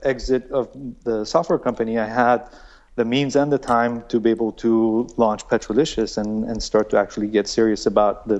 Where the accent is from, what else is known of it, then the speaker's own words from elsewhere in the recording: Iran; moved away; I was born in Iran, so we were living in Iran, and I was 4 years old